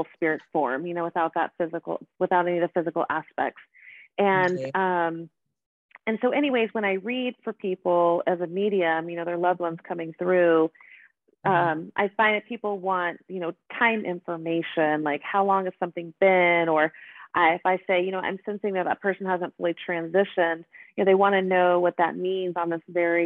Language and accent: English; Boulder, Colorado, United States; moved away as an adult; also born or lived in Seattle, Washington / Brazil / Mississippi; now in Lafayette, United States; I was born and raised in Boulder, Colorado.